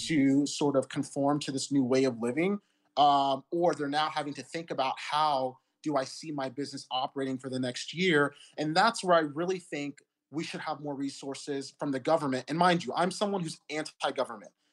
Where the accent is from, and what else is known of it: United States